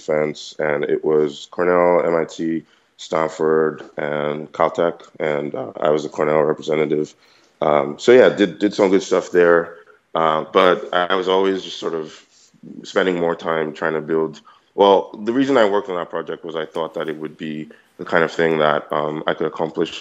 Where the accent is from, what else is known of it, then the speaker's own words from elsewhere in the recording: Nigeria; moved away as an adult; now in United States; I'm obviously Nigerian. I went to King's College. I did school out here in the US